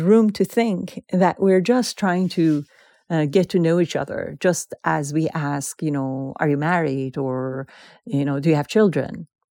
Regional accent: Iran; now in United States; we as Iranians

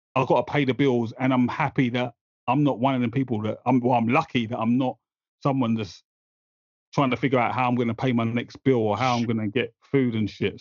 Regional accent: London, United Kingdom; now in Essex, United Kingdom; So I grew up in East London, but then I moved out to Essex

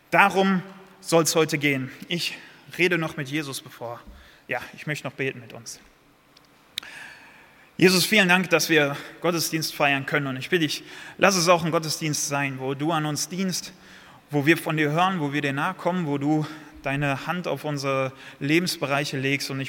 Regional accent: North Rhine-Westphalia, Germany; Ich komme aus Nordrhein-Westfalen, äh, habe drei Jahre lang im Osten von Nordrhein-Westfalen gewohnt.

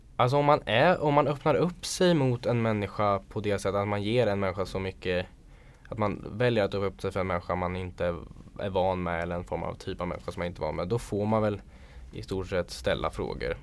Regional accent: Sweden; jag är född i Sverige

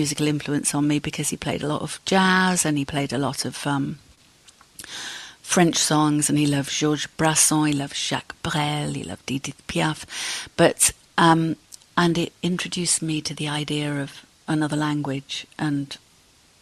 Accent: Cardiff, Wales, United Kingdom; moved away; also born or lived in Halifax, Yorkshire; we moved from Halifax to Cardiff, and that's where I grew up

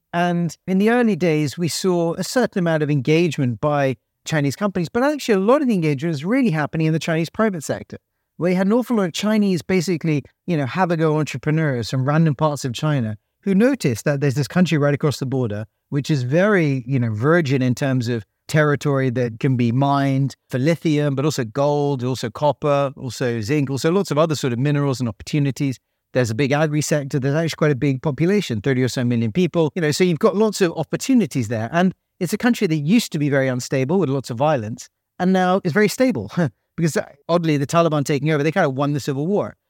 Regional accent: United Kingdom; accent: British; I'm a Brit, so, you know, they hear a British accent

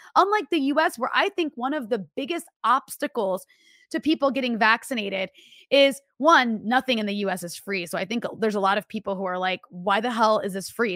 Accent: United States; I'm so American

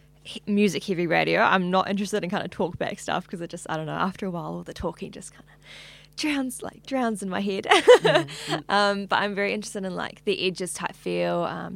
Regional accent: Hamilton, Waikato, New Zealand; now in Auckland, New Zealand; Hamilton, yeah.

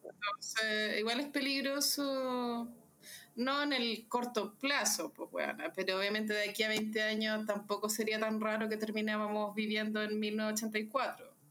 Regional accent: Santiago, Santiago Metropolitan Region, Chile; uno como santiaguino

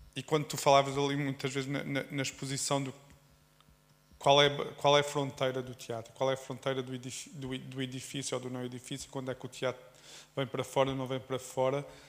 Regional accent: Alentejo, Portugal; sou alentejano

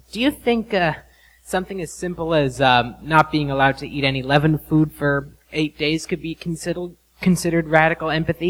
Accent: Hyde Park, New York, United States; I'm from Hyde Park, New York.

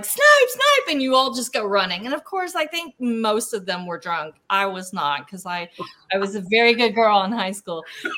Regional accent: Fort Chaffee, Arkansas, United States; my hometown at Fort Chaffee

